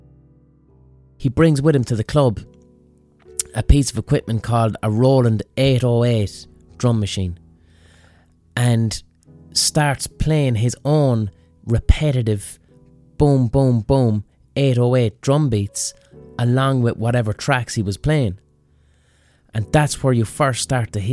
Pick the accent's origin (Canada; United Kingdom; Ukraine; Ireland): Ireland; Limerick, Munster; when I was growing up in Limerick